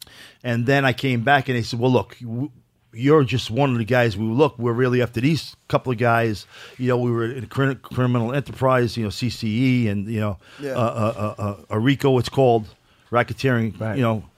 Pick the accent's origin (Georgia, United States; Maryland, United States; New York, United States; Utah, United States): New York, United States; New York City; also born or lived in Brooklyn / Lower East Side / New Rochelle; I was born in the Bronx. From the Bronx, I moved to Brooklyn. From Brooklyn, Lower East Side, then back to the Bronx and back to New Rochelle.